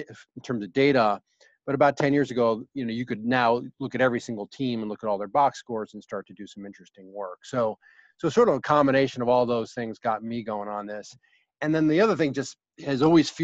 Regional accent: Ithaca, New York, United States; I grew up in Ithaca, New York

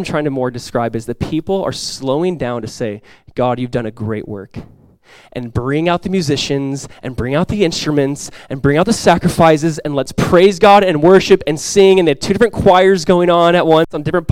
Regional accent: Southern California, United States; moved away as an adult; now in Florida, United States; Growing up in Southern California, I just never really got into ice hockey.

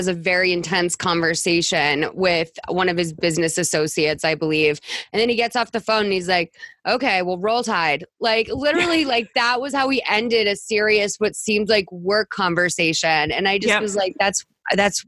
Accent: Massachusetts, United States; I'm from Massachusetts

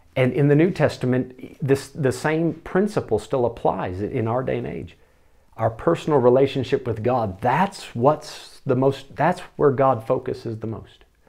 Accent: United States; moved away; me as an American

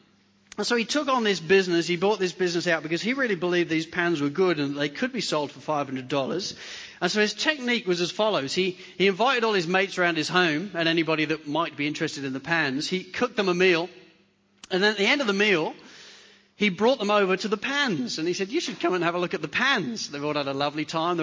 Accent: England, United Kingdom; now in Hornsby, Australia; I'm English

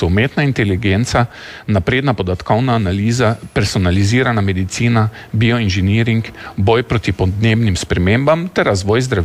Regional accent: Polenci, Drava, Slovenia; prihajam s Polencov, to tam izrazi, pa mi rečemo, da ne pika, vsi jak pika.

